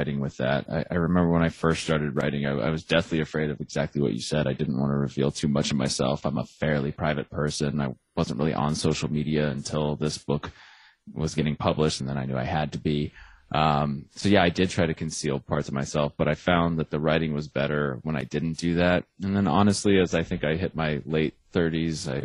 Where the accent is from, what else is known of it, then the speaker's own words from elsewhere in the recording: Arizona, United States; I'm from Arizona, which is not Texas